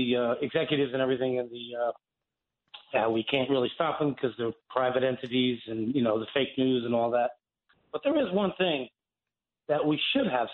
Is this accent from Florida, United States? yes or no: no; New Jersey, United States; moved away; I'm originally from New Jersey, but I've always followed WABC